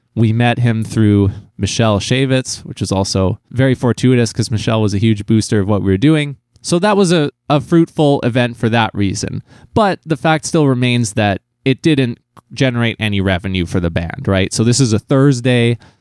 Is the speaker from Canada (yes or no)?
yes; New Westminster, British Columbia, Canada; my hometown of New Westminster, B C